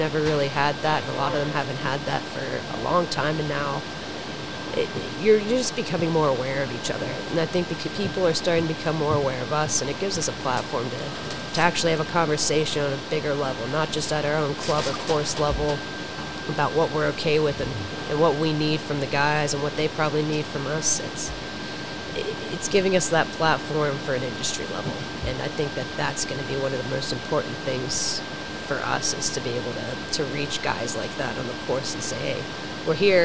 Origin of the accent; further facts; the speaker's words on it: Eastern Ohio, United States; also born or lived in West Virginia; now in Charlotte, United States; I'm from that area to begin with, Eastern Ohio, about an hour west of Pittsburgh, Pennsylvania